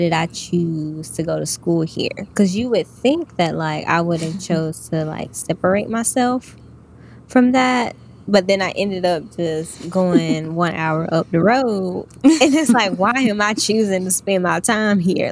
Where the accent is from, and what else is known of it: South Carolina, United States; born or raised there; accent: Southern